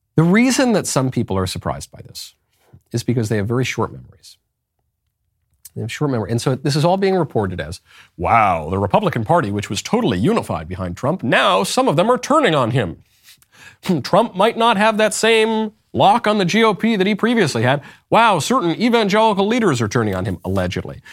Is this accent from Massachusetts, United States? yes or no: no; New York, United States; I'm from New York